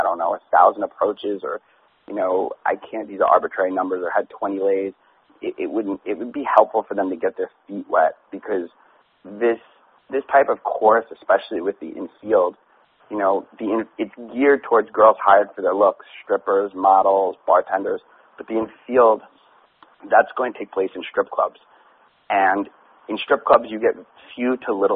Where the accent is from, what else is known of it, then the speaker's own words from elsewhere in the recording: New York City, New York, United States; I grew up partying in New York City and being in the club scene